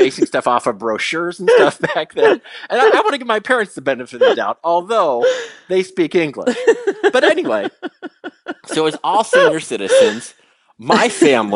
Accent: Chicago, Illinois, United States; because we're from Chicago.

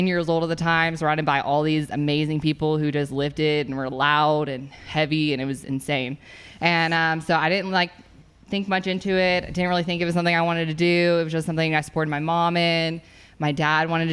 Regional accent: White House, Tennessee, United States; I grew up in White House most of my life, which it's a pretty small town.

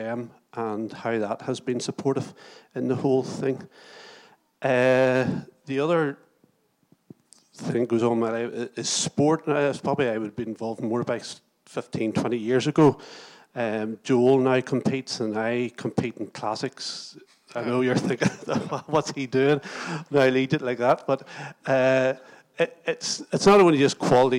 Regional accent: Moira, Northern Ireland, United Kingdom; also born or lived in Lurgan; now in Portadown, United Kingdom; I was from Moira.

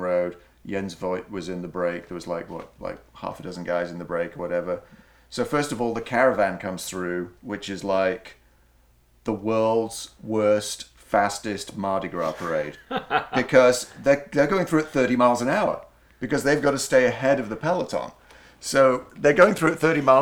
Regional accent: Yorkshire and the Humber, United Kingdom; moved away; my hometown

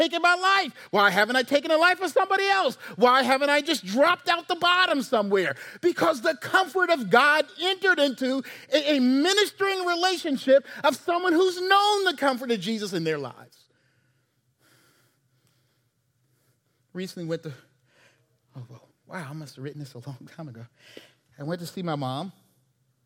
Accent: Charleston, South Carolina, United States; the AME church I grew up in Charleston

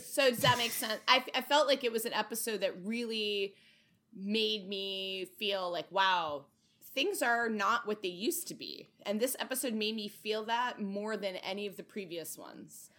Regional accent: Connecticut, United States; my home state of Connecticut

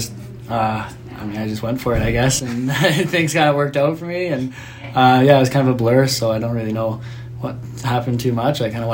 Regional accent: Olds, Alberta, Canada; also born or lived in Yellowknife, Northwest Territories; I didn't grow up there. I just was born there. I moved to Olds when I was less than one

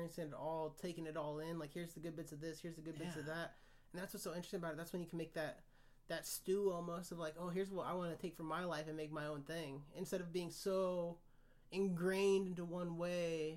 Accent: Kansas, United States; I grew up in Kansas.

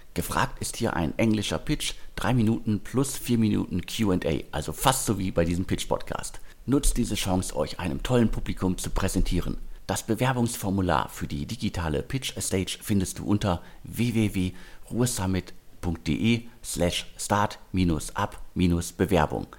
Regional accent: Ruhr area, North Rhine-Westphalia, Germany; im Ruhrgebiet, also meiner Heimatregion

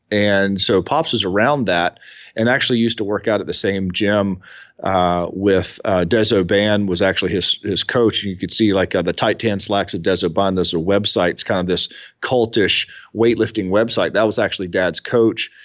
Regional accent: Columbia, South Carolina, United States; I'm from Columbia, South Carolina. So I'm I'm probably sitting twelve miles from where I was born

